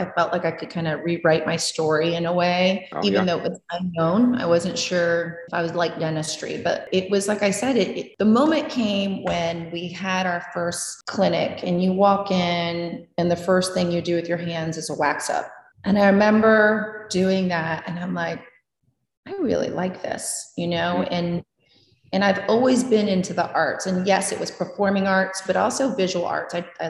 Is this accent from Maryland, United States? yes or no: yes; Maryland, United States; also born or lived in New Jersey; Actually, growing up in Maryland, I grew up near the DC area and when we lived in New Jersey from when we did, I always was fascinated with New York City too.